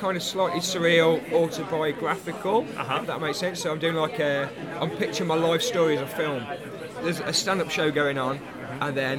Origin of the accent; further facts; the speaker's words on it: Midlands, United Kingdom; I'm from the Midlands, so I live near Coventry, which is right in the middle of the country.